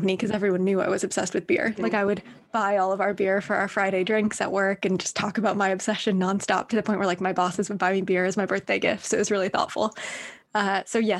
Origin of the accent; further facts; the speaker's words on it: Northern Ireland, United Kingdom; also born or lived in Berkeley, United States / New York, United States; now in London, United Kingdom; I grew up in Northern Ireland, so I'd never lived in London before